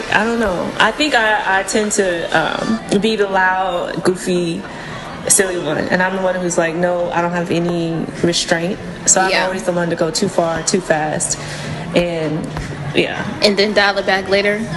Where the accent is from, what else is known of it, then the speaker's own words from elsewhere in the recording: St. Louis, Missouri, United States; I was born and raised in St. Louis. And STL. The STL, that 314 over there.